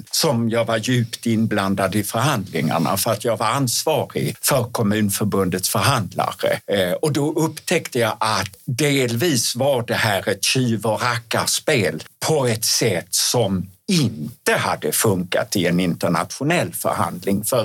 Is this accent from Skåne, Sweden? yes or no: yes; Skåne, Sweden; accent: Scanian (skånska); jag uttalade på skånska.